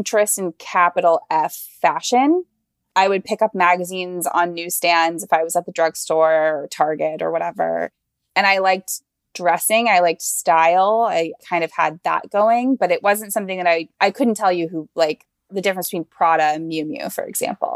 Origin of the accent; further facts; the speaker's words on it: Ocala, Florida, United States; I am from a small town in Florida called Ocala